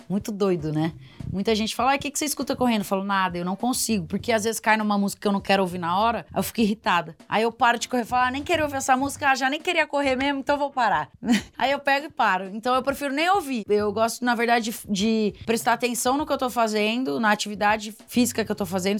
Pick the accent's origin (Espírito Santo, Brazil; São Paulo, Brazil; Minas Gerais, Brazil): São Paulo, Brazil; Piracicaba; Piracicaba, que é a cidade onde eu nasci